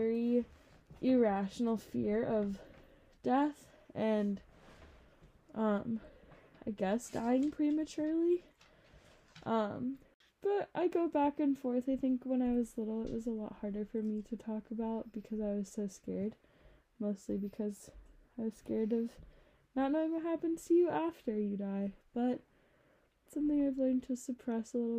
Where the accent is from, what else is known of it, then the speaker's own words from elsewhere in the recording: New York, United States; moved away; I go to Tulane, but I'm also from New York